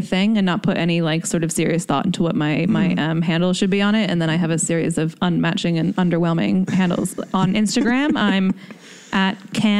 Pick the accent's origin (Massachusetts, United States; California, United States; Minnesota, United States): California, United States; also born or lived in London, United Kingdom; now in Washington, United States; I was born here, but I grew up in California and then came back for a few years